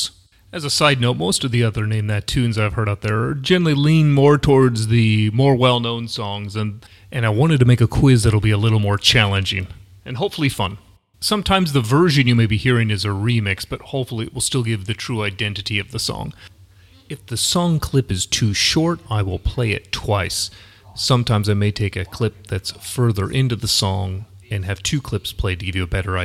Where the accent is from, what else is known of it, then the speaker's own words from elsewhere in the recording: United States; I come from the United States